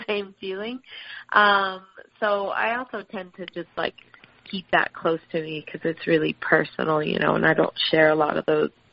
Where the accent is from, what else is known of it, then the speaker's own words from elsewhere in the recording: Miami, Florida, United States; now in Sydney, Australia; growing up in Miami, and we had a couple of citrus trees in the backyard